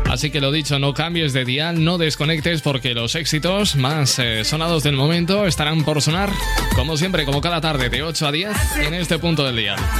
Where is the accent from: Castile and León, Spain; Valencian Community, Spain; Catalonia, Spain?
Valencian Community, Spain; Elche